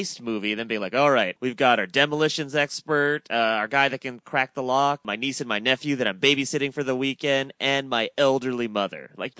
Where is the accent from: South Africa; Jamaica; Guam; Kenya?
Guam; I grew up on Guam, so often I was shopping in military bases